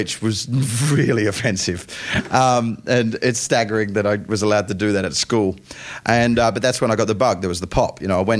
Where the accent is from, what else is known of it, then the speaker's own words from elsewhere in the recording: Perth, Western Australia, Australia; moved away as an adult; now in England, United Kingdom; I come from Perth, Western Australia